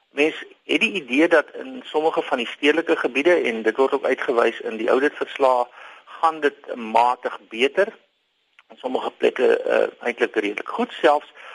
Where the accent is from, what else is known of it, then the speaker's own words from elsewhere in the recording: South Africa; ons as Suid-Afrikaners